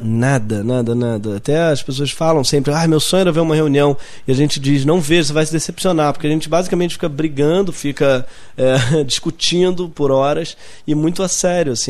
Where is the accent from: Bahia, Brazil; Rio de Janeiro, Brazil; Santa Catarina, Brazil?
Rio de Janeiro, Brazil; Eu sou da Zona Sul, nascido e criado na Zona Sul